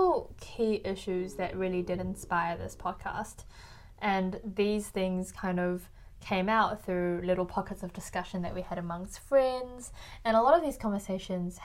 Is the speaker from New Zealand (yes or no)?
yes; New Zealand; also born or lived in China; I was born in New Zealand. And I was raised here until I was about 10 or 11 years old.